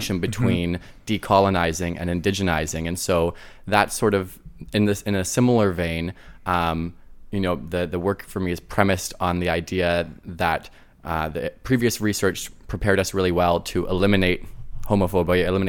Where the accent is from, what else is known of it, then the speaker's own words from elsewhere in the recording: countryside outside of Ottawa, Ottawa Valley, Ontario, Canada; I grew up in the countryside outside of Ottawa